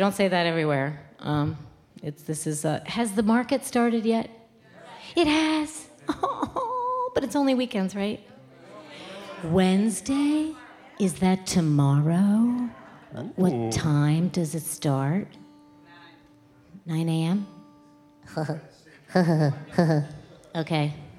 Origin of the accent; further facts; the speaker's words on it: New Jersey, United States; I'm from New Jersey.